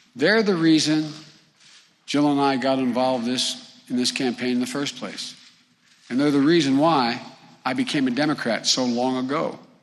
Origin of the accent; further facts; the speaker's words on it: Claymont, Delaware, United States; high school educated folks like the ones I grew up with in Claymont, not far from here, in my old neighborhood